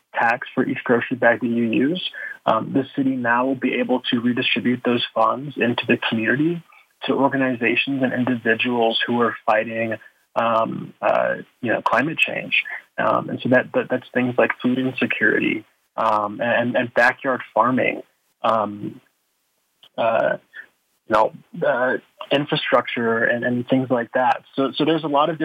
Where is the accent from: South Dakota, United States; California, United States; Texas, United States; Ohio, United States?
Texas, United States; Houston; moved away as an adult; now in Denver, United States; I'm originally from Houston, Texas